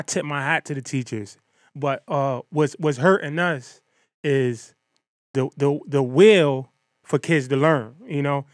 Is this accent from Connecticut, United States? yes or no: yes; Bridgeport, Connecticut, United States; I'm from Bridgeport, Connecticut